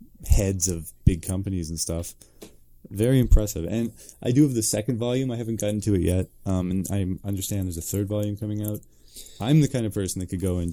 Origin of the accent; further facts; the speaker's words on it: Truro, Nova Scotia, Canada; I moved to Truro, Nova Scotia when I was five